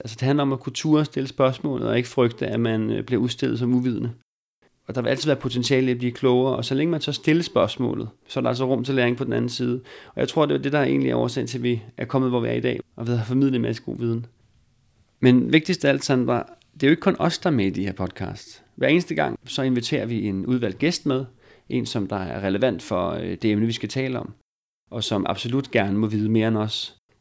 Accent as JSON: {"language": "Danish", "area": "Bornholm", "region": "Capital Region of Denmark", "country": "Denmark", "accent": "Bornholm dialect"}